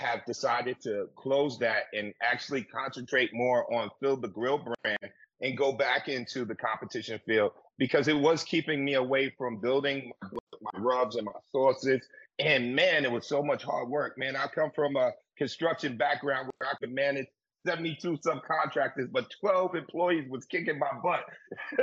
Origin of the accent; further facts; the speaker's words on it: New York City, New York, United States; I'm from the South Bronx